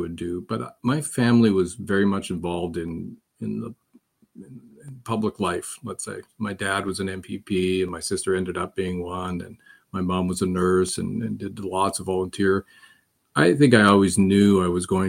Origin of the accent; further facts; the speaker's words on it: North Bay, Ontario, Canada; That's the house that I grew up in North Bay